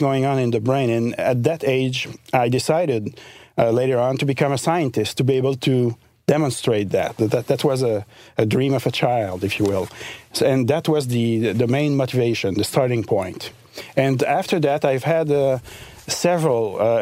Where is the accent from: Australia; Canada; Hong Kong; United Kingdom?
Canada; Eastern Townships, Quebec; A region of province of Quebec called Eastern Township. It's near the border with Vermont, actually.